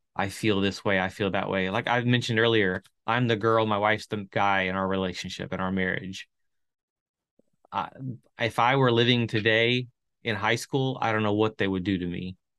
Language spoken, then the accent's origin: English; Chile; moved away; I grew up in South America and Chile